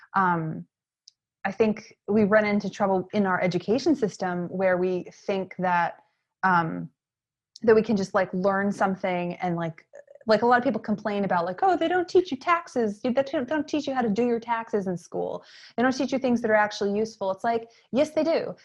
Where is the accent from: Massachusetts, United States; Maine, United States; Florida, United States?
Maine, United States; York; moved away as an adult; also born or lived in Atlanta; My hometown is York, Maine, which is in southern Maine